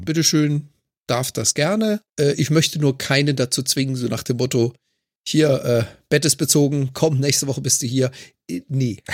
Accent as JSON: {"language": "German", "country": "Germany", "moved": "as an adult", "lives_now": "Canada", "said": "als Deutscher in Kanada"}